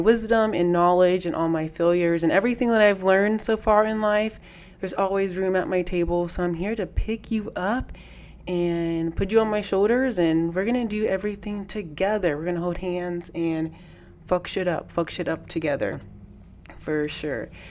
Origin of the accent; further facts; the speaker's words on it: Las Vegas, Nevada, United States; EDC Las Vegas is coming back to my hometown